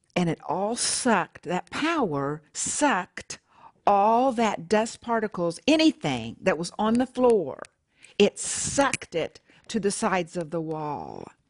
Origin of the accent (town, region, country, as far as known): Oklahoma, United States